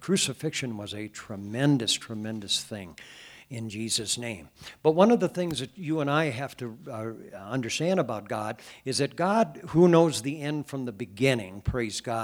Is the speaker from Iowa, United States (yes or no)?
yes; Cascade, Iowa, United States; I was a young boy growing up in the Catholic Church back in Cascade, Iowa